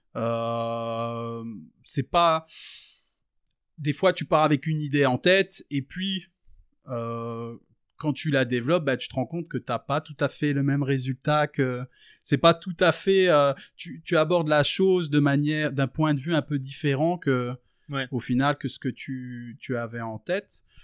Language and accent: French; France; j'ai grandi j'ai grandi en France dans dans dans la campagne française je suis d'origine tunisienne d'origine euh, palestinienne.